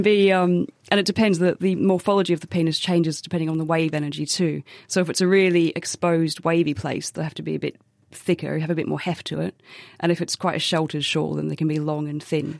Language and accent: English; Australia; as an Australian